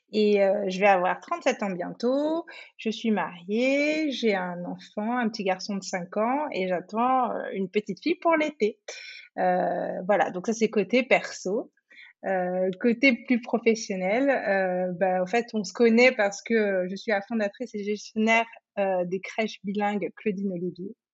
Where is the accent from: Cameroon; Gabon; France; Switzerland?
Cameroon; also born or lived in Côte d'Ivoire; Du coup, j'ai grandi, je suis née au Cameroun, j'ai passé une petite une période de mon enfance et ensuite euh, j'ai vécu en Côte d'Ivoire.